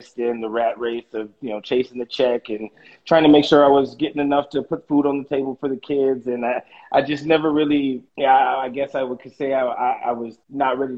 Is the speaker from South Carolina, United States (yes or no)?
no; Los Angeles, California, United States; moved away as an adult; now in New York, United States; I was born and raised in Los Angeles